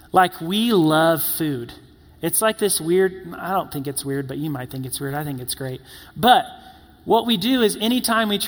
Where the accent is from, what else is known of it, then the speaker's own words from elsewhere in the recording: the South, United States; and in growing up in the South, you hear about this fabled place called In N Out.